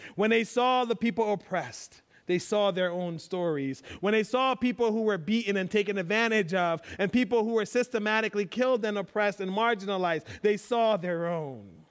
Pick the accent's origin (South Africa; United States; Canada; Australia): United States; I'm American